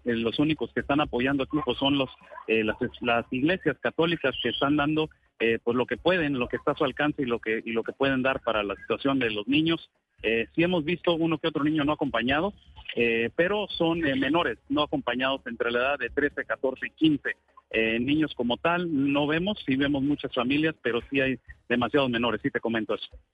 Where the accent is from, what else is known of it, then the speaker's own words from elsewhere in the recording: Mexico; como mexicanos se los puedo decir